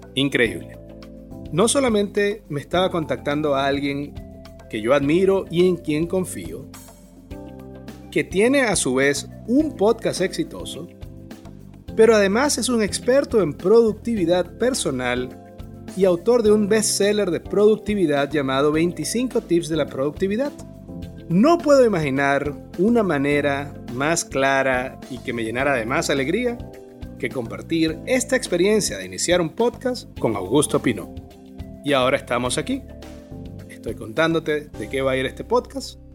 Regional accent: Maracaibo, Zulia, Venezuela; moved away as an adult; now in Bonaire; En el 2011 emigré de Maracaibo, Venezuela, a Bonaire, una pequeña isla en el Caribe holandés

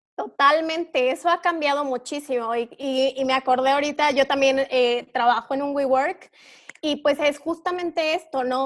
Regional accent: Durango, Mexico; now in Mexico City, Mexico; yo soy de Durango, pero llevo ya mucho tiempo viviendo en la Ciudad de México

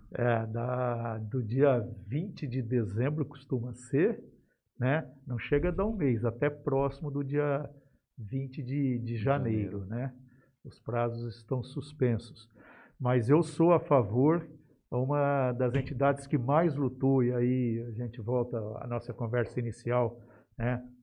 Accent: Jales, São Paulo, Brazil; eu cresci em Jales, eu vi a, a cidade crescer também

